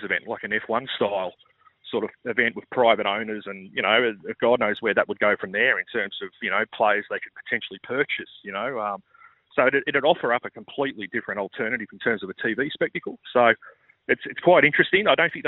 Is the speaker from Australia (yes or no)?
yes; Australia; As an Australian golf fan